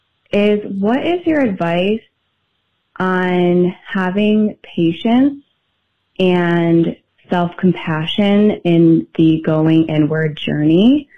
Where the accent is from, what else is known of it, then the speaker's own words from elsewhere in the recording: Buffalo, New York, United States; I'm from Buffalo, New York.